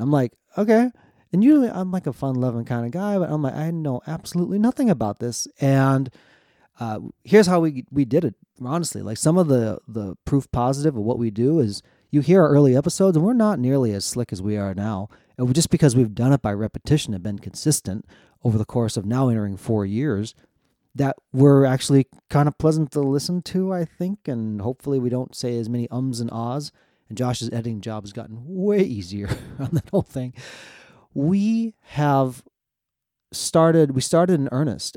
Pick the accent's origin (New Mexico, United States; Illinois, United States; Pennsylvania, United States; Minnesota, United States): Minnesota, United States; central; moved away as an adult; also born or lived in South Korea; I was adopted from South Korea. grew up in central Minnesota.